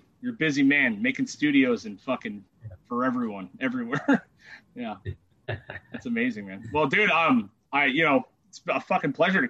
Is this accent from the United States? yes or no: yes; Trona, California, United States; also born or lived in Homewood Canyon; I grew up and in Trona, dude. I was fucking born in Trona.